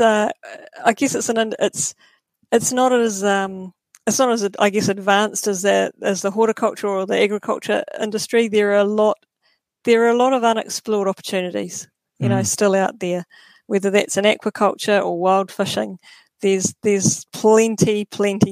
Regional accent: Nelson, New Zealand; I've born and bred in Nelson, lived here all my life

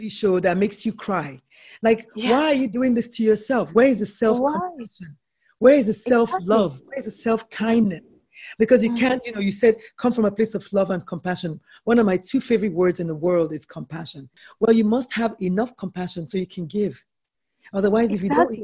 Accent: Nigeria; I'm a Nigerian woman

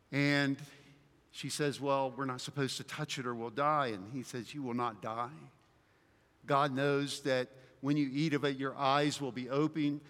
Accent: the South, United States; where I grew up in the South that we were big into muscle cars

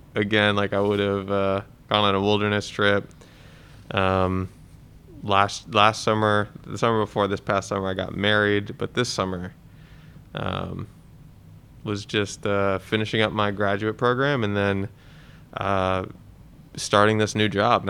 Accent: New Jersey, United States; moved away; I grew up in New Jersey, the armpit of America, some might say

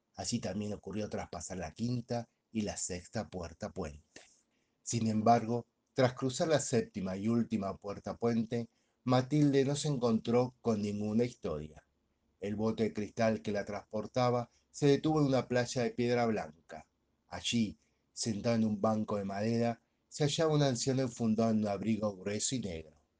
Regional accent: Argentina; mi país, Argentina

